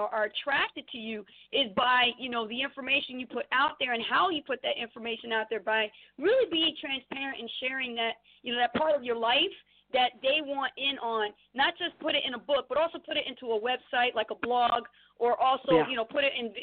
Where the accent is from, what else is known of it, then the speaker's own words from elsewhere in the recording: Trenton, New Jersey, United States; I'm originally from Trenton, New Jersey, born and raised. I'm a Jersey girl